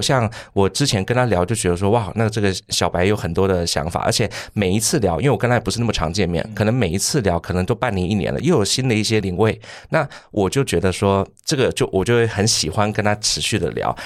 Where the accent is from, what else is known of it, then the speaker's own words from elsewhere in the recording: Taipei, Taiwan; 刚刚忘记介绍我是台北人